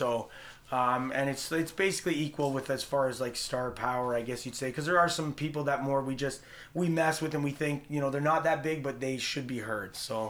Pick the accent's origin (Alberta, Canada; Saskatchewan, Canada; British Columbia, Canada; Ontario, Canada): Ontario, Canada; Fergus; also born or lived in Brampton; now in Georgetown, Canada; I actually grew up around here, though. I grew up in Fergus.